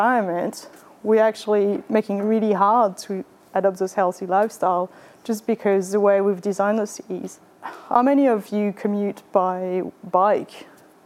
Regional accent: France; English is a second language; moved away as an adult; also born or lived in Vietnam / Japan; now in Australia; you might have picked up from my accent that I was born in France. That's where I did my undergrad and my master's

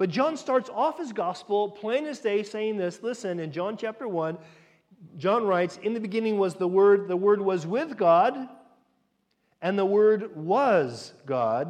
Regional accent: United States; moved away; as an American

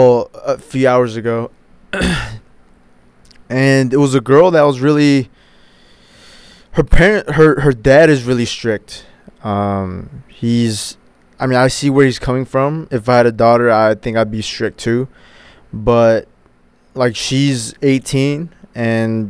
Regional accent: United States; hitting my teenage years and growing up in the States

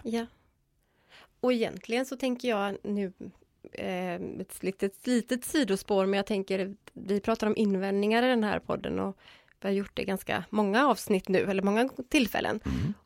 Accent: Gothenburg, Västra Götaland, Sweden; jag kommer ifrån Göteborg

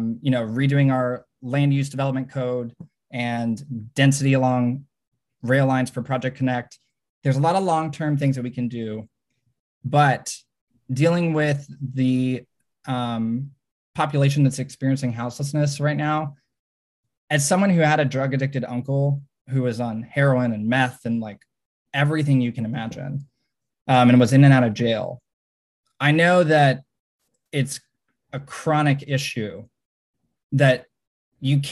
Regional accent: Fort Worth, Texas, United States; moved away as an adult; also born or lived in Washington, D.C. / South Korea / China; now in Austin, United States; I'm from Fort Worth. I'm a born and raised Texan

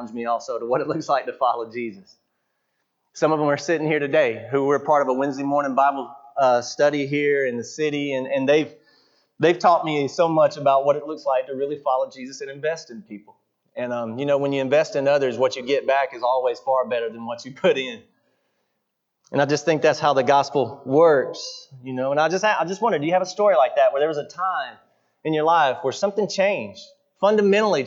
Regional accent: Buford, Georgia, United States; I grew up in Buford, Georgia, Southern Fried Christianity

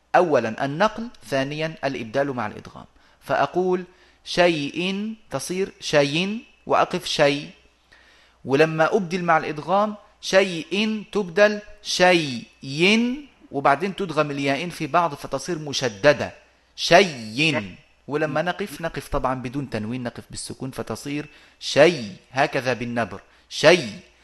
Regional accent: Egypt; moved away; also born or lived in Arabian Peninsula; وعندنا في في مصر

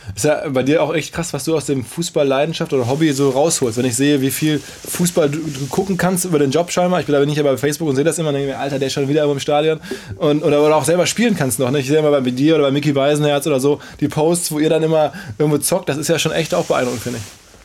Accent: Ruhr area, North Rhine-Westphalia, Germany; Wir sind beide aus dem Ruhrgebiet

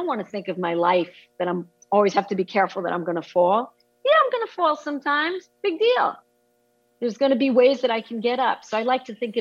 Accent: Israel; moved away as an adult; now in United States; growing up in Israel, I grew up under the dark clouds of the Holocaust

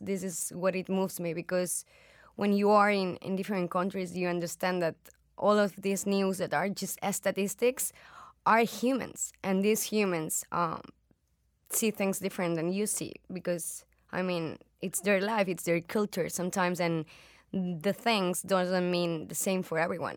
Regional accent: Spain; I'm from Spain

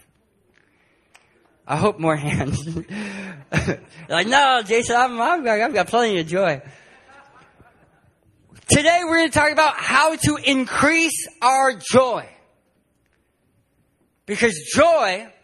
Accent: San Diego, California, United States; My wife and I, to get here, we're from San Diego, California

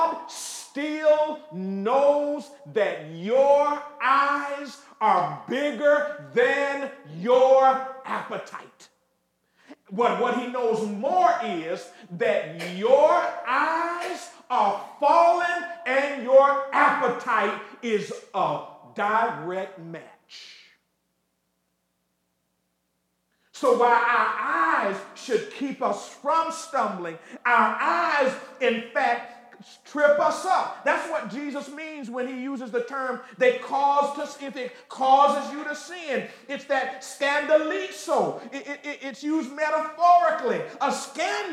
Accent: Ocala, Florida, United States; when I was growing up in Florida, Ocala, Florida, the heart of Central Florida

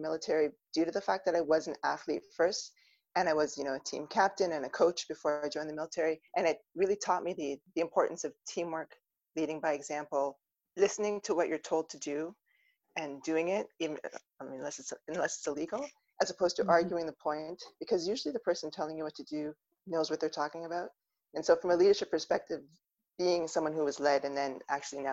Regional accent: Ontario, Canada; I'm originally from Ontario.

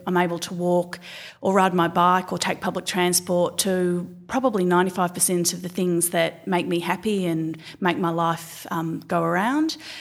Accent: Gisborne, Victoria, Australia; I grew up just outside of Melbourne in a, what was a little town called Gisborne

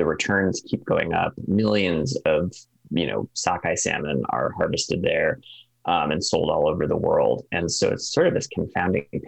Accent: East Coast, near the Connecticut River, New England, United States; now in Alaska, United States; Even the Connecticut River, not far from where I grew up

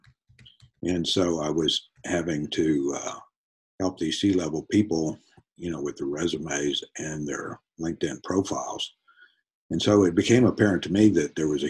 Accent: Los Fresnos, Texas, United States; moved away as an adult; I grew up on the Mexican border in the Rio Grande Valley. And went to Los Fresnos High School

